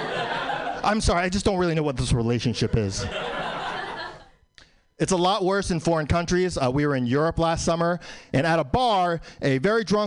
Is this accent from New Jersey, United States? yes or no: no; New York City, New York, United States; I was born in New York, still live in New York.